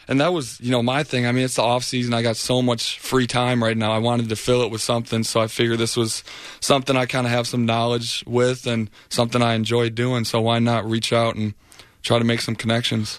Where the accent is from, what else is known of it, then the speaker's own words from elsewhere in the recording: Michigan, United States; moved away as an adult; now in Tampa, United States; I'm from Michigan